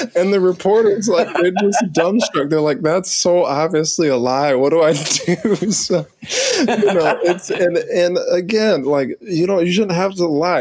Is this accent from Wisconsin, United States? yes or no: no; New Orleans, Louisiana, United States; I'm from New Orleans. We got voodoo